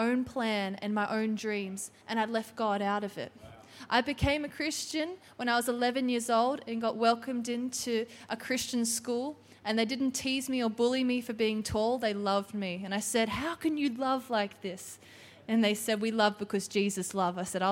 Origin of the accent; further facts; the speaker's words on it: New South Wales, Australia; I'm from New South Wales